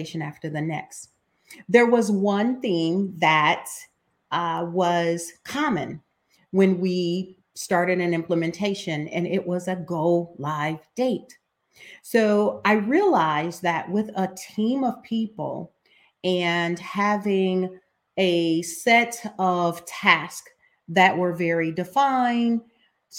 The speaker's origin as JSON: {"language": "English", "region": "Ohio", "country": "United States", "said": "I am from Ohio"}